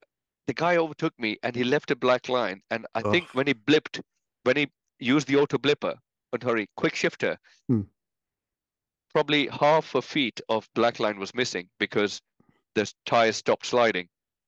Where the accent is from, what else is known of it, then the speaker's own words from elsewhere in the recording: India; You know, I think certain Indian people can make out from my accent, but certain English people or British people or Scottish people probably can't. But I was born in India